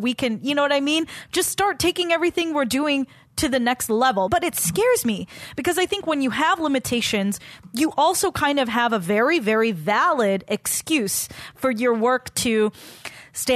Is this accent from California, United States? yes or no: yes; Walnut, California, United States; moved away; I didn't love growing up in Walnut